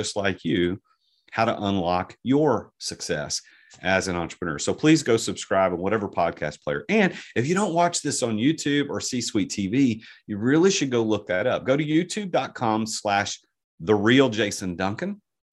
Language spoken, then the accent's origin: English; Southern United States, United States; accent: Southern American; my Southern American accent